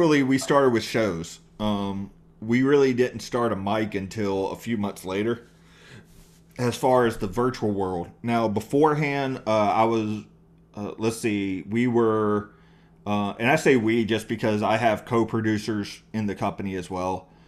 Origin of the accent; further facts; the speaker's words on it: East Texas, United States; moved away as an adult; also born or lived in East North Carolina / Dallas / Tucson, Arizona; I grew up between East Texas and East North Carolina